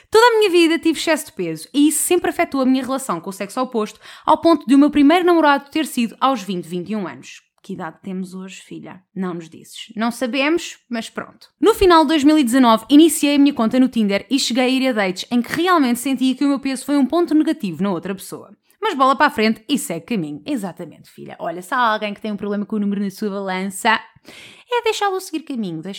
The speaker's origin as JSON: {"language": "Portuguese", "town": "Porto", "region": "Norte", "country": "Portugal", "said": "Em dezembro, quando estava em Lisboa, instalei e dei uns matches, e como sou do Porto, acabou por não dar em nada, exceto um."}